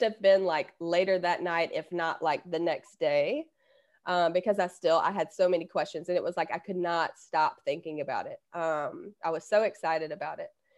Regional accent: Alabama, United States; I'm from Alabama

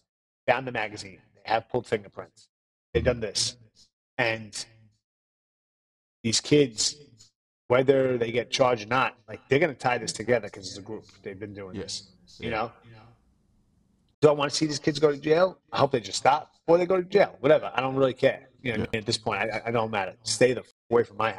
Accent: New York City, New York, United States; now in Los Angeles, United States; I grew up in the Bronx, New York, where cops were cops

